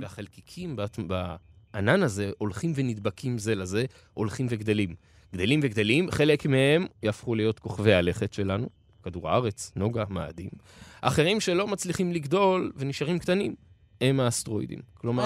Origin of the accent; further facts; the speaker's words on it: Israel; אצלנו בישראל